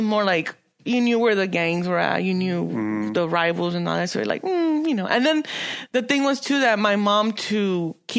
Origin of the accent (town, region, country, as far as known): Los Angeles, California, United States; born or raised there; also born or lived in Boyle Heights, East Los Angeles